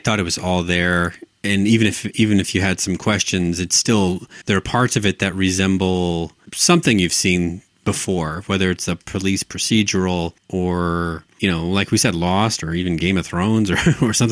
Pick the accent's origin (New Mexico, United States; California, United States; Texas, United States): Texas, United States; we're both from Texas